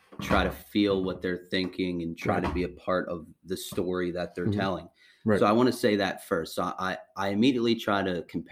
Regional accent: Wheeling, West Virginia, United States; we grew up in Wheeling.

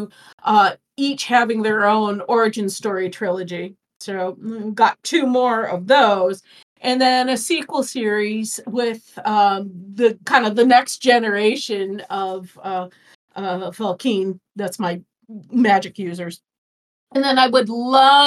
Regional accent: Chicago, Illinois, United States; now in Phoenix, United States; I grew up in Chicago

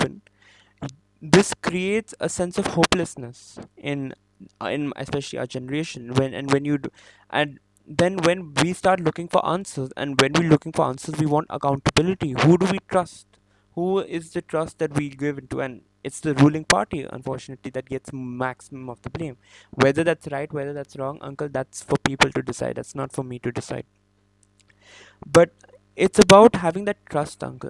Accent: India; where am I from and I say Indian

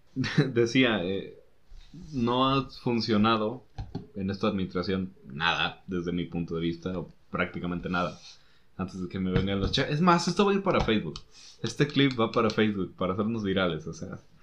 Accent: Mexico

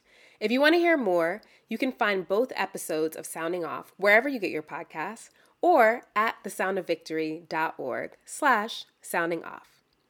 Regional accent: Texas, United States; I'm also from Texas, a designation that feels more and more like a confession these days.

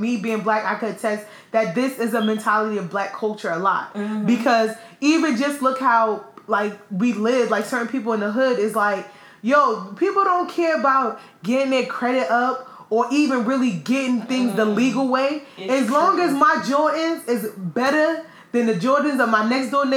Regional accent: United States; being an American

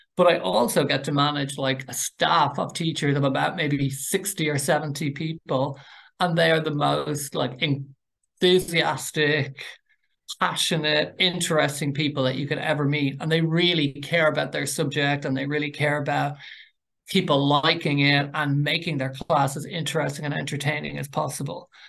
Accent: Dublin, Leinster, Ireland; I'm from North Dublin.

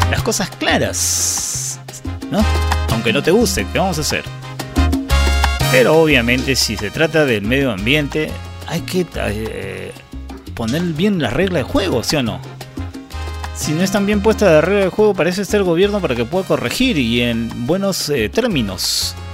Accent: Peru; en el caso de que ya cuando perjudica al, el ente el Estado que somos todos los peruanos, el ingreso económico, ¿no?

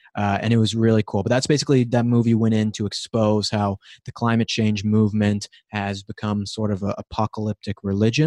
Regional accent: Colorado, United States; moved away; I'm from Colorado, actually, so I'm not a California native myself

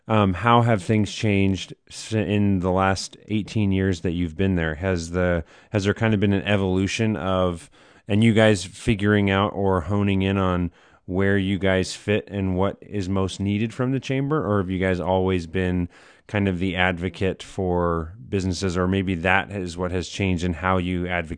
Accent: Hillsboro, Oregon, United States; moved away as an adult; now in Central Oregon, United States; I grew up in Hillsboro for 24 years before my wife and I moved to Central Oregon, where we're at now.

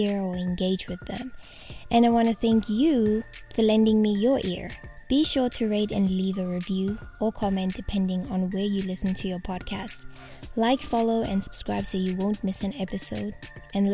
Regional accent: South Africa

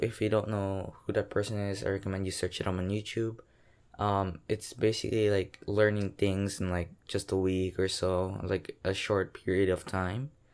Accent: Philippines; I'm a Filipino from the Philippines

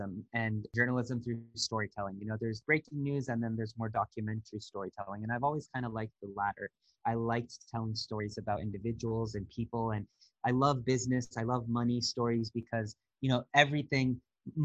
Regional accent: California, United States; moved away as an adult; also born or lived in Washington, D.C. / New York / Singapore; I grew up in California and moved to DC, New York, and then my company moved me to Singapore

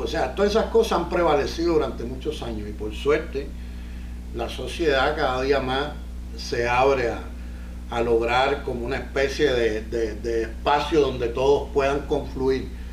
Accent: Cuba; now in Miami, United States; soy comediante, cubano, vivo en Miami

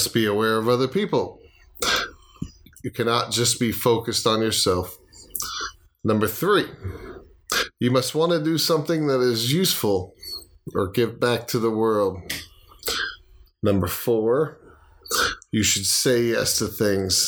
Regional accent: Florida, United States; moved away; I am from Florida

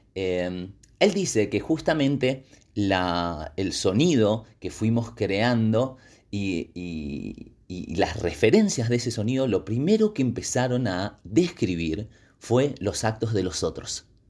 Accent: Patagonia, Argentina; mi tierra

